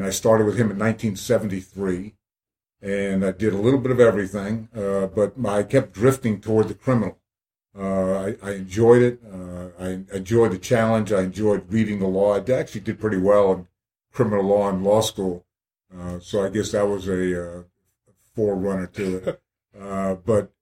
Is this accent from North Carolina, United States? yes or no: no; New Jersey, United States; moved away as an adult; also born or lived in Clemson, South Carolina; now in Columbia, United States; I'm from New Jersey